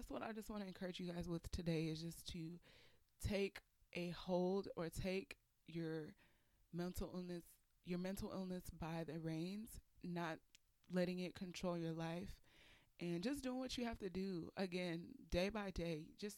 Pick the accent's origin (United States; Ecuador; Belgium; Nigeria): Nigeria; I'm Nigerian